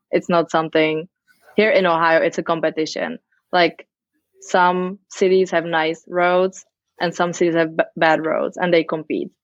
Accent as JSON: {"language": "English", "country": "Czechia", "also_born_or_lived": "Amsterdam, Netherlands", "moved": "as an adult", "lives_now": "United States", "said": "I am from the Czech Republic. I moved to the US when I was 21 as a living nanny"}